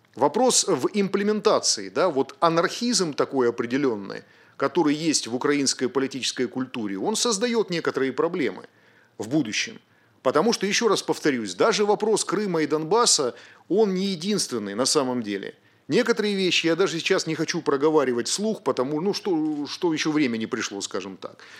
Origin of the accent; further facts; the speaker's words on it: Rostov-on-Don, Rostov Oblast, Russia; Я сам родом из Ростова-на-Дону